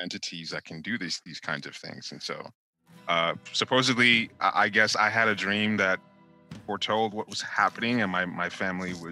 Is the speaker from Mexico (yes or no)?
no; Nigeria; moved away; growing up in Nigeria where people would go to medicine doctors